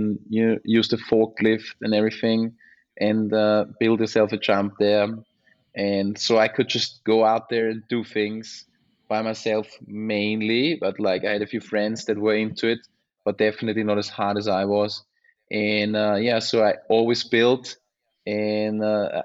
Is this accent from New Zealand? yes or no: no; Unterstinkenbrunn, Lower Austria, Austria; born or raised there; English is a second language